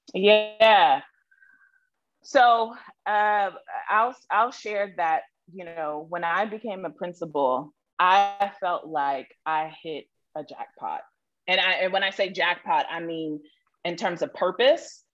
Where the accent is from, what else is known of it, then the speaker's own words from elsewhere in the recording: Columbus, Ohio, United States; moved away as an adult; also born or lived in Mississippi / Charlotte, North Carolina; the second place that I call home is Columbus, Ohio, which is where I grew up